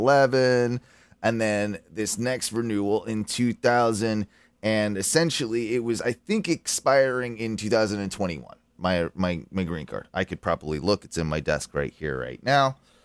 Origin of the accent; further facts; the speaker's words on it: United Kingdom; now in United States; I am not an American citizen. I am actually a citizen of the United Kingdom, and I've had a green card for quite a long time, since 2001